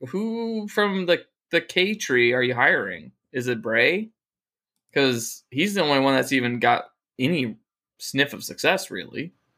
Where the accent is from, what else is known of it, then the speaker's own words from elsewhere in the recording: United States; I'm an American born bred male